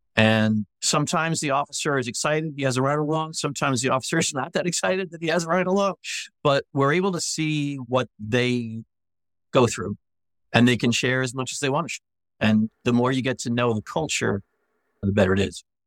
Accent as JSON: {"language": "English", "region": "New York", "country": "United States", "moved": "yes", "lives_now": "Knoxville, United States", "said": "as a New Yorker"}